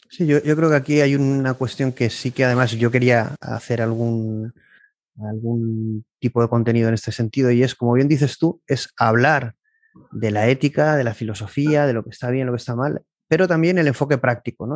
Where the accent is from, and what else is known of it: Spain